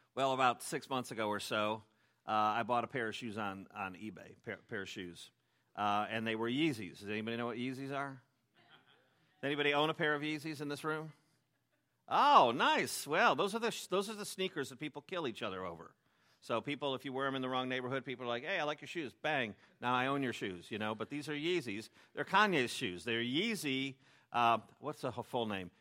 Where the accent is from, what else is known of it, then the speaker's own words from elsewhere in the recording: Chicago, Illinois, United States; I'm from Chicago, and, uh, people in Chicago hate fake things